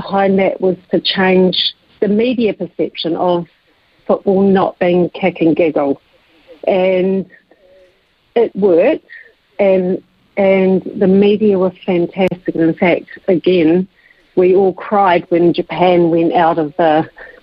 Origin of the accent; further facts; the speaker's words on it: England, United Kingdom; now in New Zealand; I'm English born